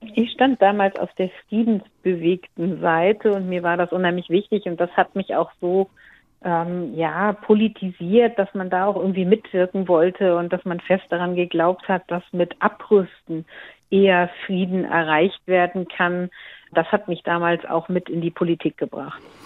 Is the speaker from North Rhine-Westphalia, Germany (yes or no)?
no; Schwalbach am Taunus, Hesse, Germany; in Schwalbach in meiner Heimatstadt